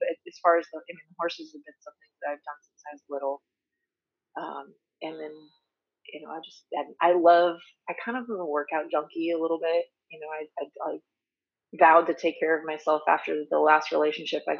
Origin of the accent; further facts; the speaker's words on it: Redondo Beach, California, United States; also born or lived in Orange County / Corona; I was born in Redondo Beach and spent all my life out here, but, you know, in different parts of Southern California